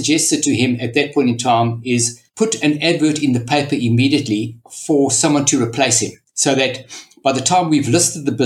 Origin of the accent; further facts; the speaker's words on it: South Africa; moved away as an adult; now in Australia; So as you can hear from the accent, I was brought up in South Africa and I emigrated approximately 25 years ago.